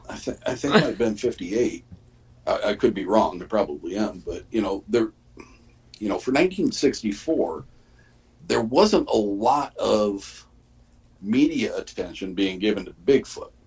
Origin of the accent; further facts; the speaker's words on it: Michigan, United States; my hometown's uh, newspaper